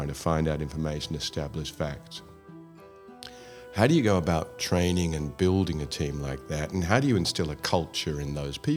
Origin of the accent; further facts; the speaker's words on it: Australia; also born or lived in Scotland; in Australia, where I grew up, from Scotland, but I grew up in Australia